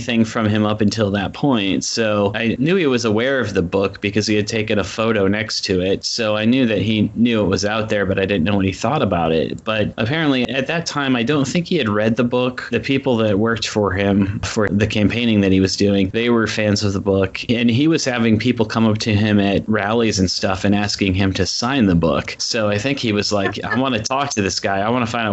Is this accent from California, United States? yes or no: no; Iowa, United States; moved away; growing up in Iowa.